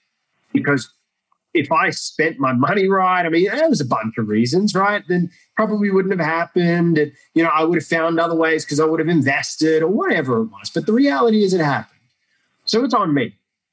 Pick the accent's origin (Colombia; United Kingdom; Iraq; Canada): Iraq; now in Australia; And growing up in Iraq and seeing that, it didn't affect me.